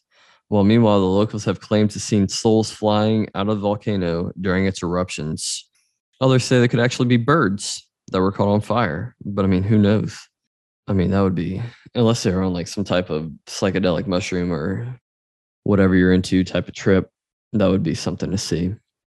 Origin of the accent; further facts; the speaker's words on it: Louisiana, United States; my home state of Louisiana